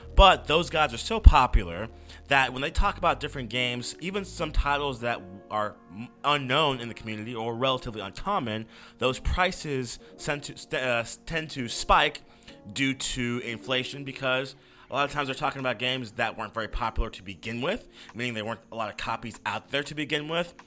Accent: United States; I'm, I'm an American

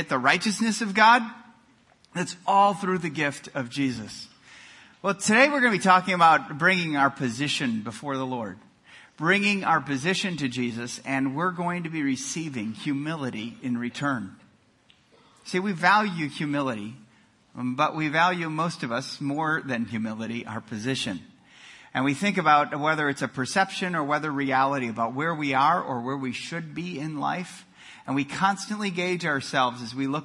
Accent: Milwaukee, Wisconsin, United States; moved away; I grew up in Milwaukee, Wisconsin

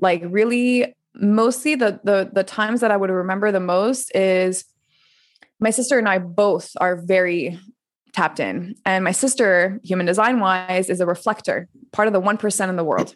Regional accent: Montreal, Quebec, Canada; moved away; also born or lived in France; I'm originally from Montreal

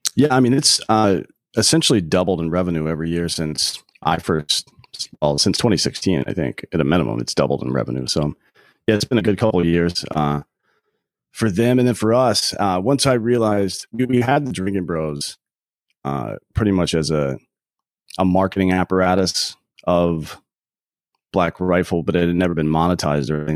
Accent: near Clemson, South Carolina, United States; now in Austin, United States; I grew up in, uh, South Carolina near Clemson University

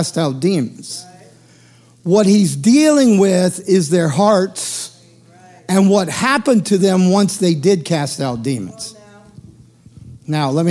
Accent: the South, United States; I grew up in the South.

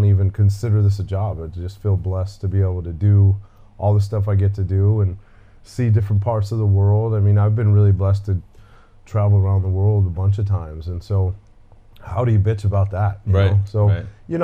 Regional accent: Denver, Colorado, United States; I was born and raised in Denver, Colorado

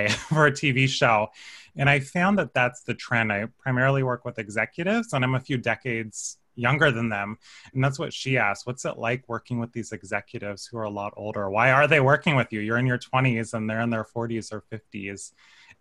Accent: Paso Robles, California, United States; I'm from the Central Coast, Paso Robles

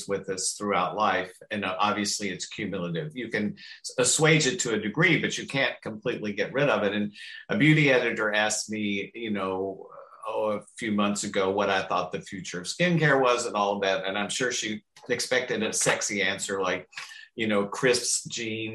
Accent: the South, United States; from the South

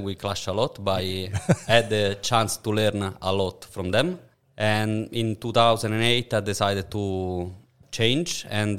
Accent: Rome, Lazio, Italy; now in Perth, Australia; I'm from Rome.

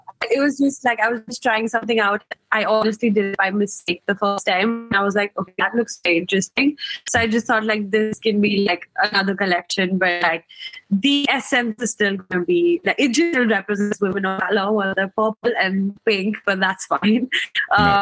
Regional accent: India; I'm from India

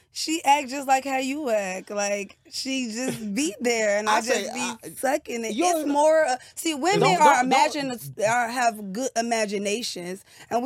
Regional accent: Chicago, Illinois, United States; I'm from Chicago.

